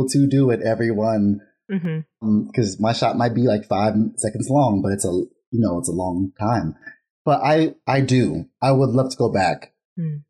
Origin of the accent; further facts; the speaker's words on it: Vallejo, California, United States; I'm from Vallejo, California